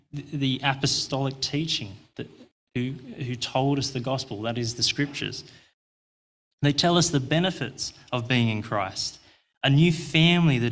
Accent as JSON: {"language": "English", "country": "Australia", "said": "I'm Australian"}